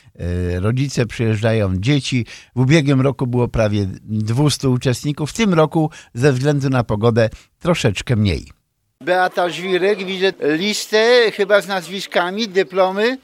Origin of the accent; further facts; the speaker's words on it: Poland; now in Chicago, United States; wychowałem się nad Wartą